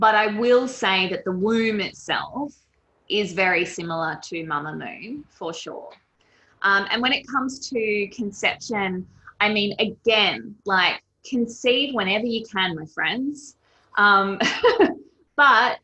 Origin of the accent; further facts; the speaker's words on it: Sydney, New South Wales, Australia; now in Byron Bay, Australia; I live up in Byron Bay now, but I grew up in Sydney and I lived in this apartment for 13 years in Bondi